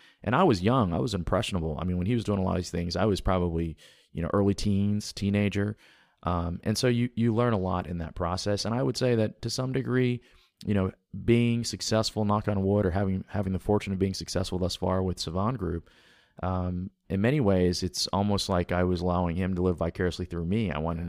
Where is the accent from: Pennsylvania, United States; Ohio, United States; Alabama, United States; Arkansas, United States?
Alabama, United States; also born or lived in Texas / Louisiana / Tennessee / Georgia; But yeah, I grew up in Alabama, but moved around the South a lot when I was younger. So I mean, literally I'm a deep South product. I went to Texas, Louisiana, Tennessee, Georgia, and Alabama.